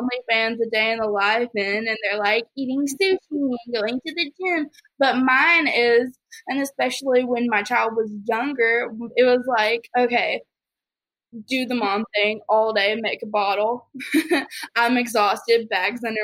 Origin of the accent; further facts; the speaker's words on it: the South, United States; growing up in the South